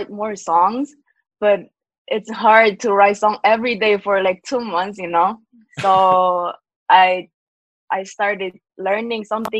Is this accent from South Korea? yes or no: yes; South Korea; I'm from South Korea.